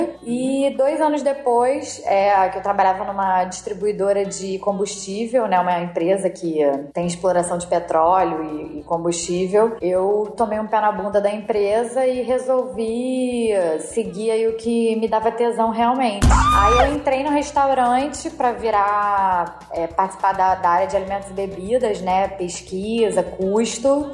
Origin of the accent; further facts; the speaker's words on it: Rio de Janeiro, Brazil; sou carioca, mesmo, da Gema